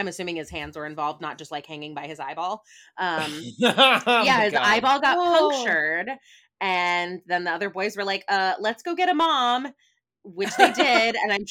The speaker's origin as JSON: {"language": "English", "country": "United States", "said": "maybe this is also just like my bias as like an American TV watcher"}